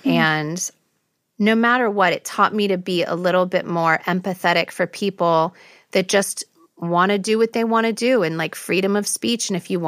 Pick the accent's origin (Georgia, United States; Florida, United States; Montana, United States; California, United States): California, United States; Beverly Hills; growing up, being Armenian, there wasn't a lot of people that looked like me and my family. Everyone, we grew up in Beverly Hills